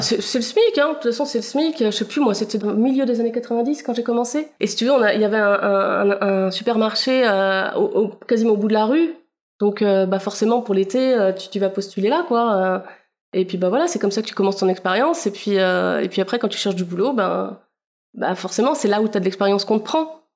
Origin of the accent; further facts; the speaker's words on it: Pays de la Loire, France; J'ai grandi dans une petite commune euh, entre Guérande et Saint-Nazaire.